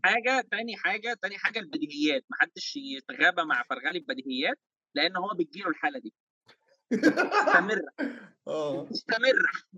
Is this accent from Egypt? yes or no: yes; Egypt; عندنا في مصر